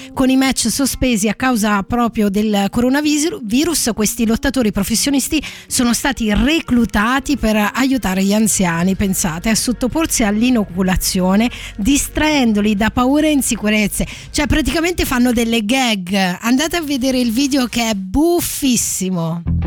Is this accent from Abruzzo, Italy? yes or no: yes; Abruzzo, Italy; io sono abruzzese